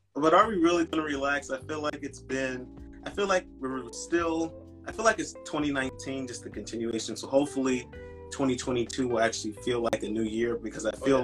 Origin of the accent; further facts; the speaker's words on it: Philadelphia, Pennsylvania, United States; I'm from Philadelphia, uh, Pennsylvania